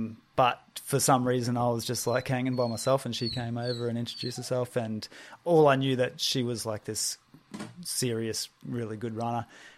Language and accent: English; Mackay, Queensland, Australia; also born or lived in Brisbane; Okay, so I grew up in and around Mackay and then early 20s moved to Brizzy.